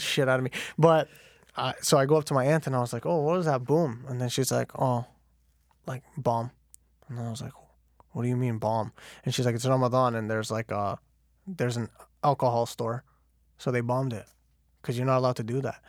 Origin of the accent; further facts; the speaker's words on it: Canada; born and raised in Canada